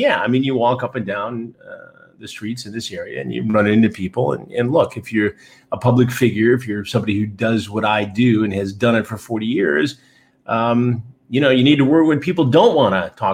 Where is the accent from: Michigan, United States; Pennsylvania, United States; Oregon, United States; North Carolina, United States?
Michigan, United States; Detroit; moved away as an adult; also born or lived in Chicago, Illinois; now in New York, United States; my dad got transferred. He was in the auto industry to Detroit, so we grew up in the northern suburbs there